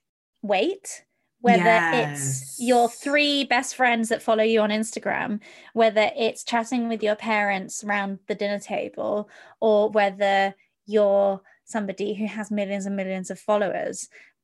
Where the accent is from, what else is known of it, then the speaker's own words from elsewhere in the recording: United Kingdom; Because growing up in Europe and in the UK, etc., I mean, my eyes were opened in regards to Abraham Lincoln.